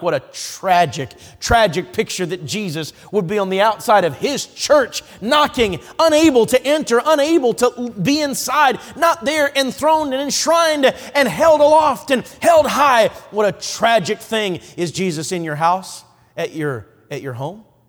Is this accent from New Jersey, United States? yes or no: no; Coon Rapids, Minnesota, United States; Coon Rapids, Minnesota is where I grew up